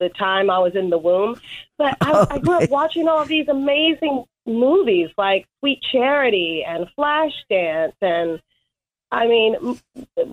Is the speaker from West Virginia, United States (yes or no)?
no; Marietta, Georgia, United States; moved away as an adult; also born or lived in Atlanta, Georgia / New York; I grew up in the suburb in Marietta, Georgia